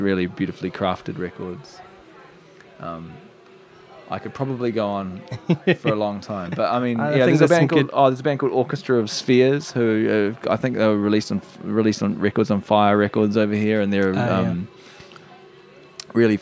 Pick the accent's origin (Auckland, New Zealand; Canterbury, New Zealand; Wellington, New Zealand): Canterbury, New Zealand; Christchurch; moved away; also born or lived in United Kingdom / New York; growing up in Christchurch